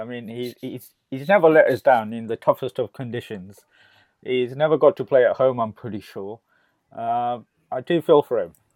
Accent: Gujarat, India; my home state, Gujarat

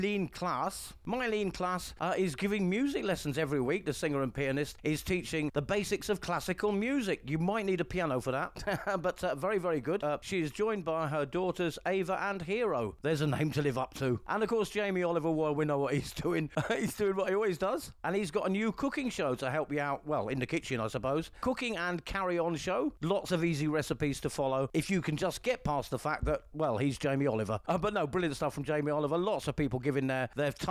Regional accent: England, United Kingdom; now in Spain; from England and a European citizen in Spain

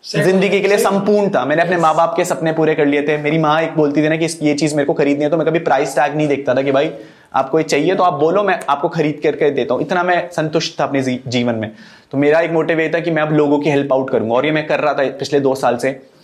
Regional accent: Uttarakhand, India; उत्तराखंड के लोग ना बहुत ज्यादा सिंपल होते हैं हम लोगों ने हम पहाड़ी लोग हैं

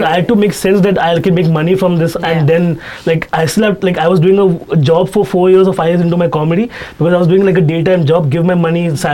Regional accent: Mumbai suburbs, Maharashtra, India; Even though I'm from Bandar

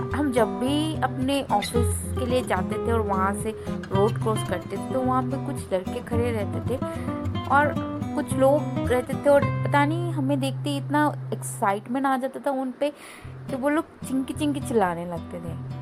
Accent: Agartala, Tripura, India; moved away; मैं north east की हूँ और मैं त्रिपुरा से हूँ मेरा होम टाउन अगरतला

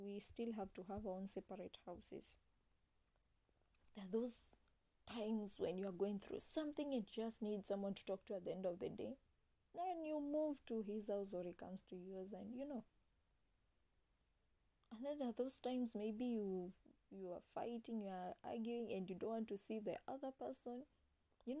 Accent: Kenya; I'm an African, I'm a Kenyan, raised Christian

